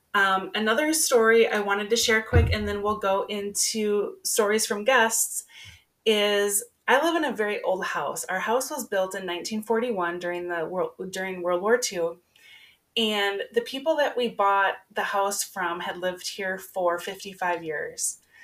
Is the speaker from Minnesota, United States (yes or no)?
yes; Minnesota, United States; I'm a girl from Minnesota, born and raised